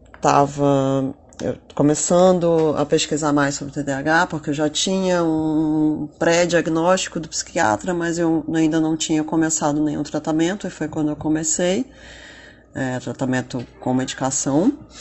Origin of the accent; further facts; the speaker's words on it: Rio de Janeiro, Brazil; eu sou do Rio de Janeiro uh, e em breve vou me mudar para São Paulo